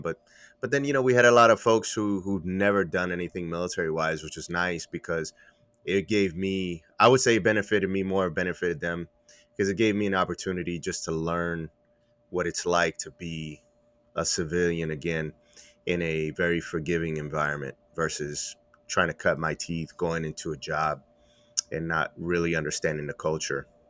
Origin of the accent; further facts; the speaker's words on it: Puerto Rico; moved away; I'm from Puerto Rico